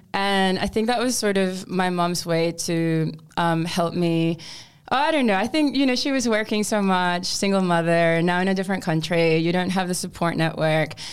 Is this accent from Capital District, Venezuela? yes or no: no; Mérida, Venezuela; now in Australia; back in my home country of Venezuela. I was born in Merida, which is a stunning city located in a valley in the Andes mountain range. And I grew up with Uh, my mom, my uncle, my grandparents.